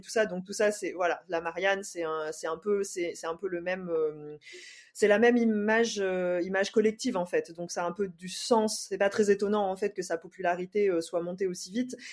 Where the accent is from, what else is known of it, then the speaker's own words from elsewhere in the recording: Saint-Denis, Réunion, France; si on est de Saint-Denis en tout cas, moi c'est mon cas